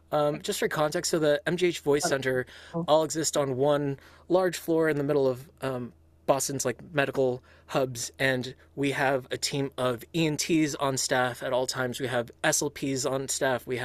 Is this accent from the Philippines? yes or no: yes; Philippines; I was raised Catholic um, because my my I'm Filipino in culture and upbringing